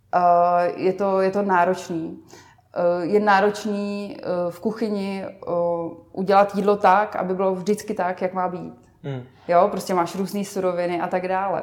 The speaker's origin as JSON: {"language": "Czech", "town": "Vsetín", "region": "Zlín Region", "country": "Czechia", "said": "na Moravě, odkud pocházím ve Vsetíně"}